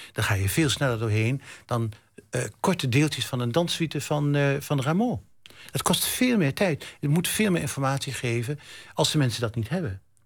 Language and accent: Dutch; Zwolle, Overijssel, Netherlands; ik kom uit Zwolle